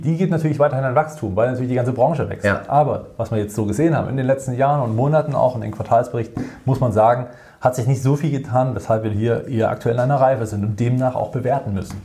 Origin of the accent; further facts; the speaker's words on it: Germany; bei uns in Deutschland